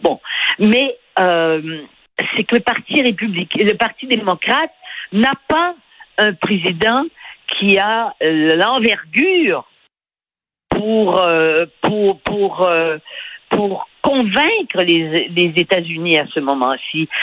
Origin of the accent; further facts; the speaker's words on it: Canada; j'étais du Canada